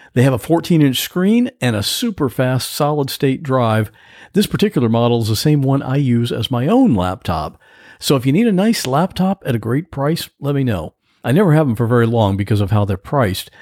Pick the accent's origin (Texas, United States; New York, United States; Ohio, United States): Ohio, United States; now in Florida, United States; I grew up in Ohio